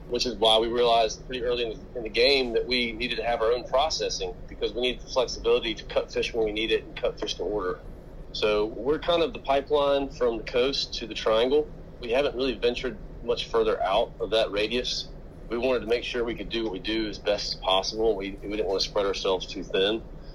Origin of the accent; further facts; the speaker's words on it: Charlotte, North Carolina, United States; I am 42 years old, and I am originally from Charlotte, North Carolina.